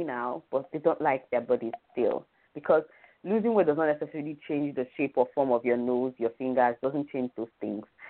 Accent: Nigeria; as a Nigerian

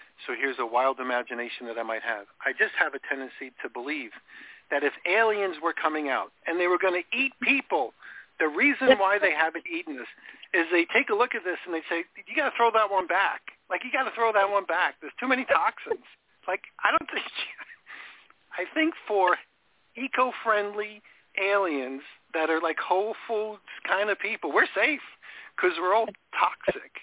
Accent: New York, United States; I grew up in New York

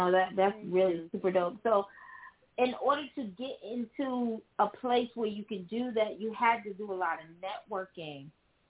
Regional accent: New York City, New York, United States; I'm from the Bronx

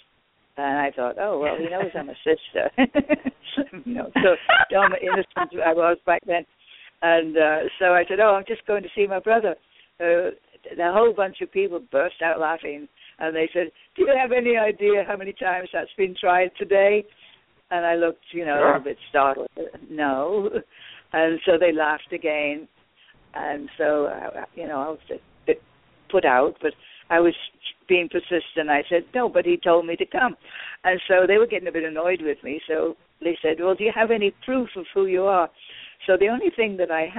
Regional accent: United Kingdom; moved away; I'm British.

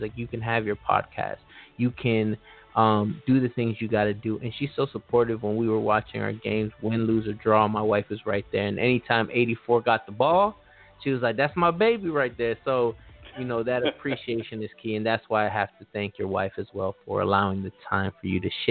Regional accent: Los Angeles, California, United States; I'm from Los Angeles

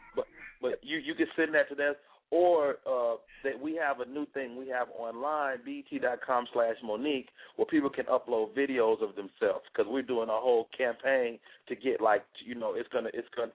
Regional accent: Chicago, Illinois, United States; moved away; I'm from Chicago, but I didn't start my comedy career till I moved out of Chicago

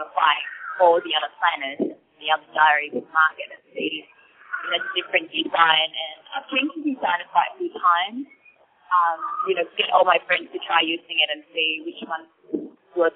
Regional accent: Bangkok, Thailand; now in Sydney, Australia; I actually live in Sydney, but my hometown is Bangkok, so I come back here very often.

